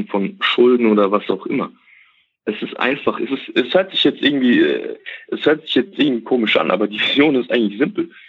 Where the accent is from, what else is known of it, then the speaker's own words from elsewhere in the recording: Germany; also born or lived in Kazakhstan; ich bin nicht in Deutschland geboren, sondern wir sind, also ich bin in Kasachstan geboren und ähm, mhm. bin mit fünf Jahren nach Deutschland gekommen mit meinen Eltern.